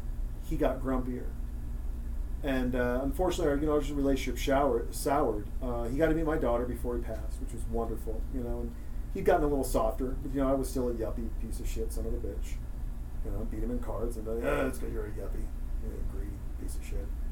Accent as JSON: {"language": "English", "region": "Montana", "country": "United States", "tie": "born or raised there", "said": "I'm from Montana. I was with my grandfather in Townsend, Montana."}